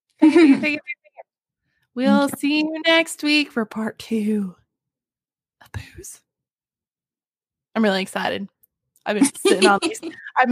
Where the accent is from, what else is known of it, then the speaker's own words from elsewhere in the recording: United States; I grew up on the Missouri border, so basically Missouri.